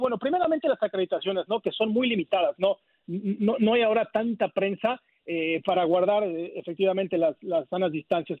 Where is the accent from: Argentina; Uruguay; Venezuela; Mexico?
Mexico; now in Arlington, United States; me, incluyo como mexicano